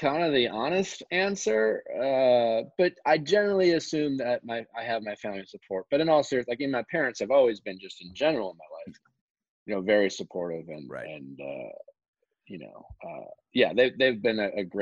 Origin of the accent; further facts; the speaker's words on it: Midwest, United States; I grew up in the Midwest